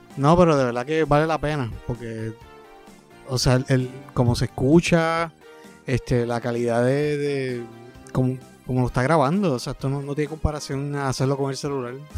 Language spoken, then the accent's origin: Spanish; Puerto Rico